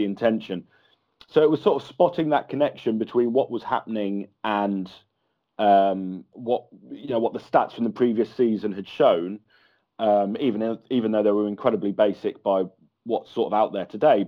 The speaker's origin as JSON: {"language": "English", "town": "Kettering", "region": "East Midlands", "country": "United Kingdom", "tie": "born or raised there", "said": "A town called Kettering, which is in the Midlands in Northamptonshire. So no connection to Liverpool at all. But, yeah, that's where I'm from originally."}